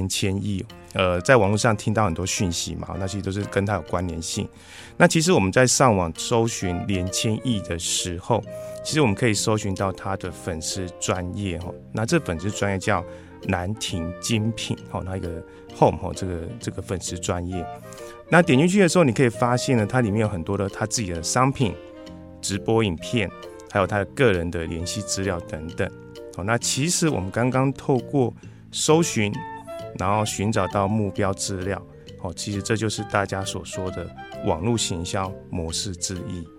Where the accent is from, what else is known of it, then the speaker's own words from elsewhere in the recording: Chiayi, Taiwan; 呃，我来自嘉义。哦，那嘉义大家最听到最有名应该就是鸡肉饭嘛，所以应该很有印象。